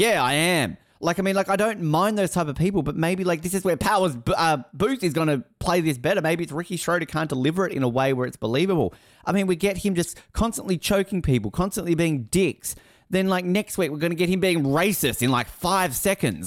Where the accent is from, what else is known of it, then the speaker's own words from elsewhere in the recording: Australia; I'm Australian